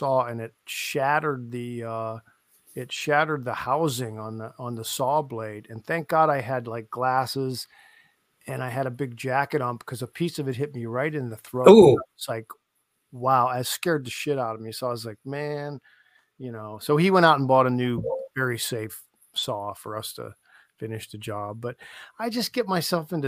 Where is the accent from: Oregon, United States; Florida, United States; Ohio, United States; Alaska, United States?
Ohio, United States; Canton; I'm from Canton